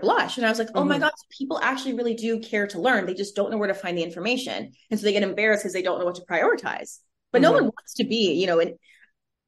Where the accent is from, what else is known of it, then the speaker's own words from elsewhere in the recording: New York City, New York, United States; also born or lived in Connecticut; born and raised in Brooklyn, New York. My family's Caribbean, so I'm first gen